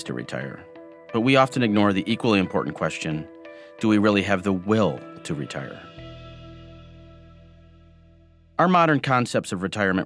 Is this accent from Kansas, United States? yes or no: no; Michigan, United States; Growing up in Michigan, where automotive jobs were disappearing and pensions were being taken away